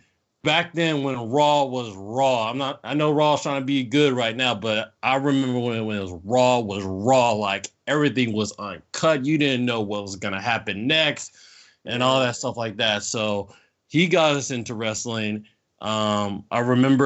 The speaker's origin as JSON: {"language": "English", "town": "South Bend", "region": "Indiana", "country": "United States", "also_born_or_lived": "Norcross, Georgia", "moved": "yes", "lives_now": "Atlanta, United States", "said": "I'm originally from South Bend, Indiana. Moved down here about 92, 93 to here in Atlanta"}